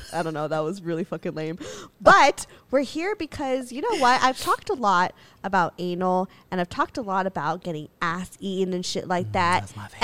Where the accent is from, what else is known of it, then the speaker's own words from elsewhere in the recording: Philippines; This is how you know we're fucking Filipino as fuck.